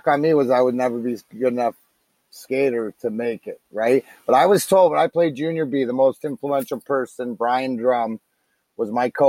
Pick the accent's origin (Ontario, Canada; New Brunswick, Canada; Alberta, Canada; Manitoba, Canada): Ontario, Canada; Leamington; I grew up in Leamington